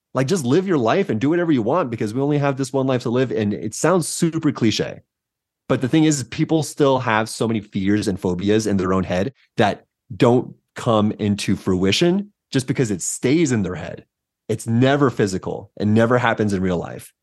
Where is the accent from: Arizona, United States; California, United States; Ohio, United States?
California, United States; San Diego; moved away as an adult; also born or lived in Santa Cruz, United States; now in Denver, United States; Born and raised in San Diego